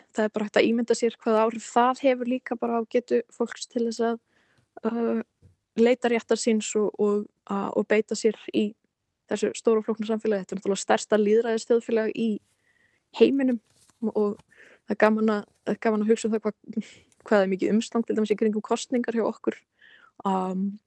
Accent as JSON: {"language": "Icelandic", "country": "Iceland", "tie": "born or raised there", "also_born_or_lived": "United States / India", "said": "ég var alveg upp hér á Íslandi og hafði búið nokkur ári bandaríkunum"}